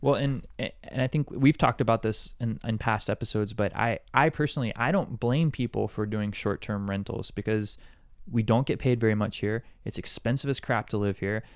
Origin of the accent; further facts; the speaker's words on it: Montgomery, Alabama, United States; now in Honolulu, United States; I'm from Montgomery, Alabama originally